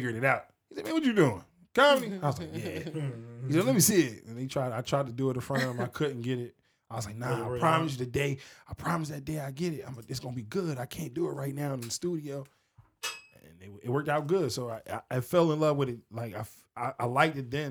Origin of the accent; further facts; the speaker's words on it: Newark, New Jersey, United States; also born or lived in Pennypacker, Willingboro; I'm from Newark, New Jersey